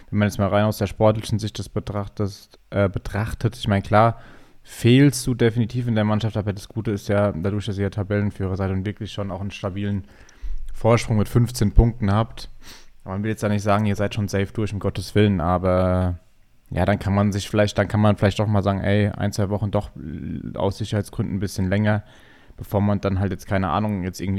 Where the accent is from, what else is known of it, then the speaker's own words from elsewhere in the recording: Schweinheim, Bavaria, Germany; Gut, ich bin jetzt ja, ich bin ja aus Schweinheim dann nach Obernau gegangen